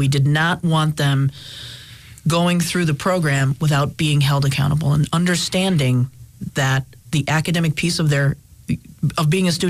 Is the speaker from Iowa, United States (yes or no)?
no; Scranton, Pennsylvania, United States; I love this city. I love this region. I love northeastern Pennsylvania. I was born and raised here in Scranton.